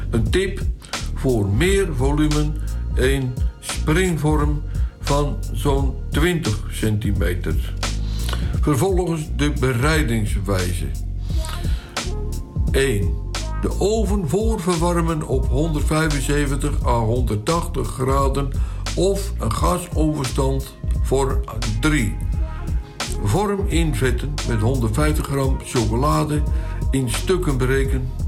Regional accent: Flanders, Belgium; Bij ons in Vlaanderen wordt de bol boule de Berlin genoemd.

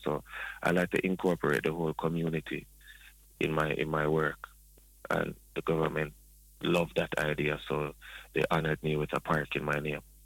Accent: Spanish Town, Saint Catherine, Jamaica; now in Toronto, Canada; I am a Jamaican, I'm um, born in Spanish Town

